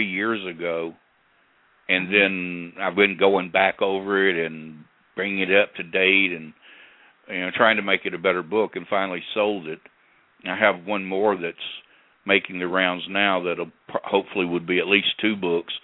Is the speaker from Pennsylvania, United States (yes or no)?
no; Corinth, Mississippi, United States; my hometown of Corinth, Mississippi